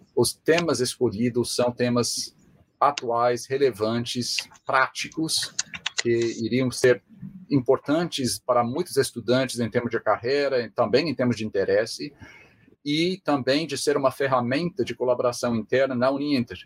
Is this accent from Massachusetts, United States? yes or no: yes; Springfield, Massachusetts, United States; Portuguese is a second language; moved away as an adult; also born or lived in Spain; sou norte-americano, sou assim, nativo de perto de Boston, nasci uh, em Springfield, que é uma cidade que fica a uma hora e meia de Boston